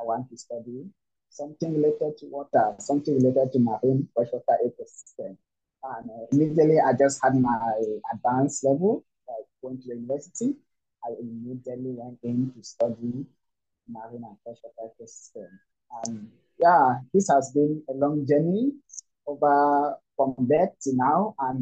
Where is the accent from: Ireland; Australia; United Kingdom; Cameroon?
Cameroon; also born or lived in Douala, Cameroon; I'm from Cameroon, and I live in the coastal city of Douala in Cameroon